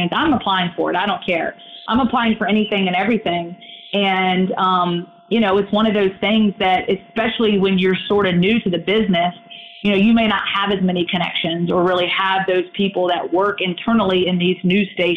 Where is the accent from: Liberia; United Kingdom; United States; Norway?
United States; Roanoke, Virginia; moved away as an adult; when I was in my hometown working for 2 years, I was able to, you know, work that job and sort of kind of work the local scene sort of around what I was accustomed to there in Roanoke, Virginia.